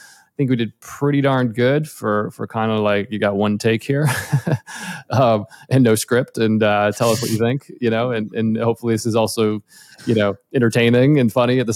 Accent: outside of Boston, Massachusetts, United States; moved away as an adult; now in Los Angeles, United States; I grew up in outside of Boston originally, and I moved to LA about almost 15 years ago now

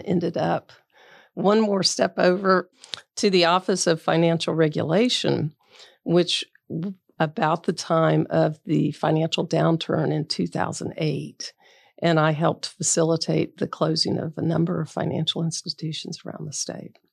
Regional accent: Bradenton, Florida, United States; also born or lived in Tampa, Florida; I grew up in Bradenton

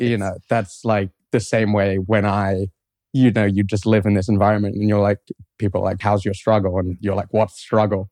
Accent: London, United Kingdom; moved away as an adult; now in Columbus, United States; I grew up in London, England. And I grew up there my whole life.

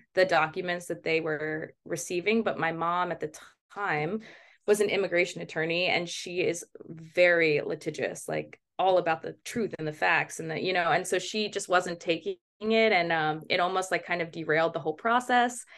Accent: Baltimore, Maryland, United States; also born or lived in Kirov, Russia; I was adopted from Russia, um, but I was raised in Baltimore

